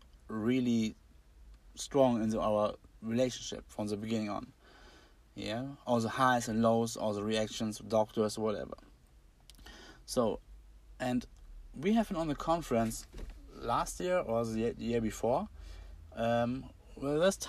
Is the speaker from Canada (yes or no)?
no; Braunschweig, Lower Saxony, Germany; I'm from Germany, Braunschweig is a city